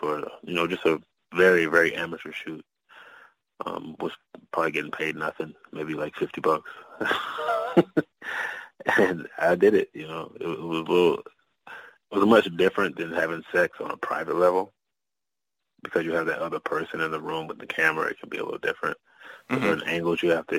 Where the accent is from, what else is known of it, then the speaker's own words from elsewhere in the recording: Oklahoma, United States; I'm originally from Oklahoma